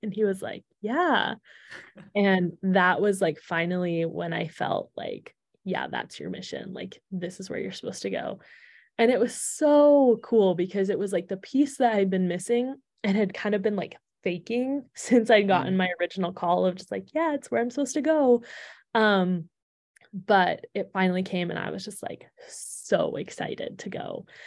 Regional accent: Alberta, Canada; moved away as an adult; also born or lived in Provo, Utah (BYU) / Washington, D.C.; I am originally from Canada. So, I grew up in Alberta

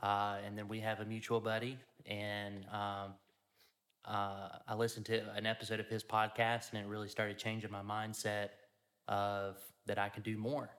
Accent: Louisiana, United States; From the great state of Louisiana.

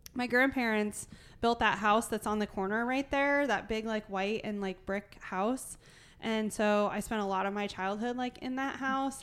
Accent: Fruitland, Iowa, United States; I grew up in Fruitland

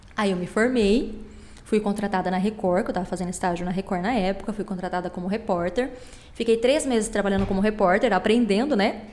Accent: Campo Grande, Mato Grosso do Sul, Brazil; Nasci em Campo Grande, os meus pais são daqui, família toda daqui

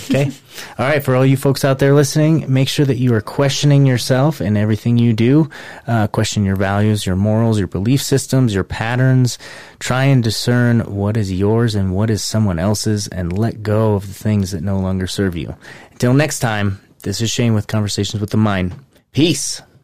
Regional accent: United States; I'm an American and I'm patriotic through and through

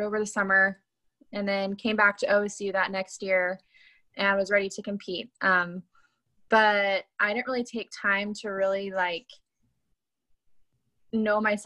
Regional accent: Lancaster, California, United States; I was born and raised in Lancaster, California.

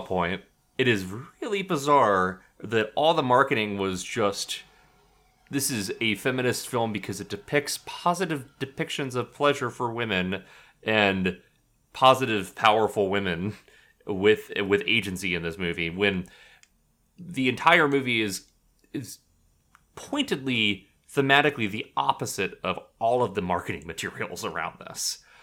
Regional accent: United States; moved away; also born or lived in Texas / Oklahoma; I grew up in Texas and Oklahoma

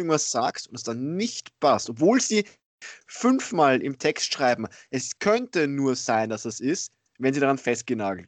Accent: Austria; bei uns in Österreich

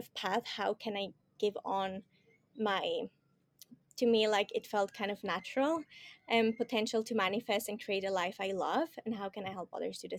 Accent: Switzerland; moved away as an adult; I'm from Switzerland, more from the mountain kind of side in this world

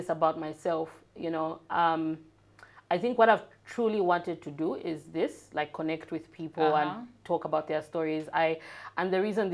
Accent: Lusaka, Lusaka Province, Zambia; So I grew up in North Mead

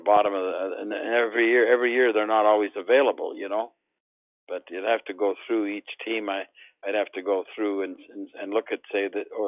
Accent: Montreal, Quebec, Canada; I grew up in Montreal with Doug Harvey

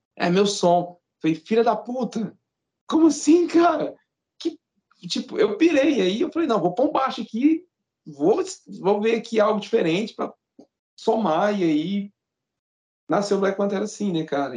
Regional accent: Uberaba, Minas Gerais, Brazil; a gente é do interior de Minas. Interiorzão, totalmente fora da curva.

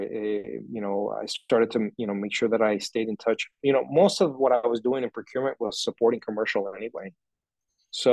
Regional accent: Minneapolis, Minnesota, United States; I'm American, Minneapolis

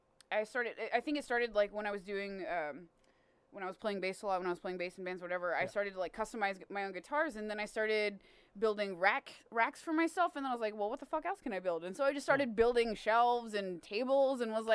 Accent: Texas, United States; I grew up in Texas killing things, you know?

